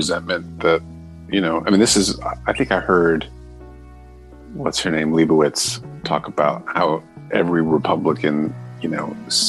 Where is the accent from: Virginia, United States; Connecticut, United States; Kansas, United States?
Connecticut, United States; Darien; I was raised in Darien, Connecticut